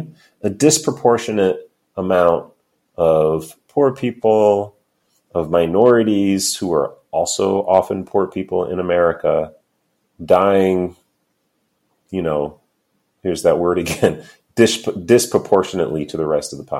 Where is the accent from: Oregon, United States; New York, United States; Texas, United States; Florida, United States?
New York, United States; New York City; I'm a New Yorker